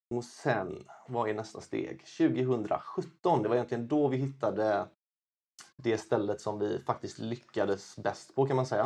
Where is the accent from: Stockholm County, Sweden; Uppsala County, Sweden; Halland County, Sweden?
Halland County, Sweden; Kungsbacka; also born or lived in China; Jag kommer från Kungsbacka, Valda, strax söder om Göteborg